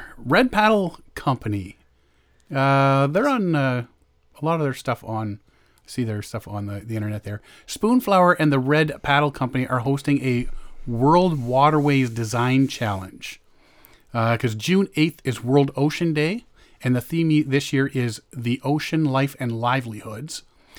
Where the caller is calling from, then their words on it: Timmins, Ontario, Canada; Hello, I'm calling from Timmins.